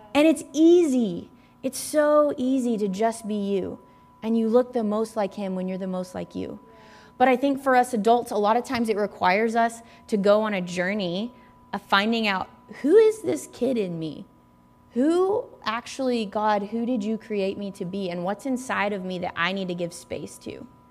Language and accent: English; Tennessee, United States; moved away; also born or lived in Redding, California; I grew up in Tennessee